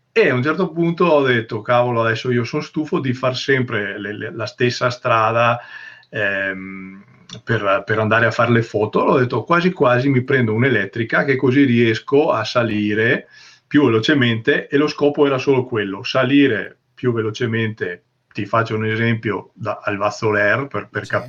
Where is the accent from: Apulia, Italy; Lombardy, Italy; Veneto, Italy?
Veneto, Italy; San Tomaso Agordino; io eh, sono originario di San Tommaso Gordino, che è eh, un paese dove leggenda dice